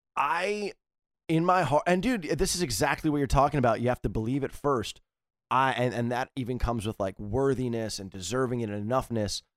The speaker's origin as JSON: {"language": "English", "region": "East Coast", "country": "United States", "said": "I come from East Coast, type"}